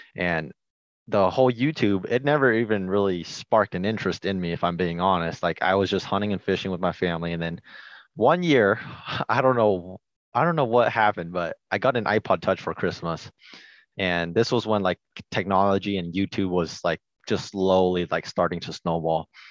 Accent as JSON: {"language": "English", "region": "Washington", "country": "United States", "tie": "born or raised there", "said": "I was born and raised in Washington"}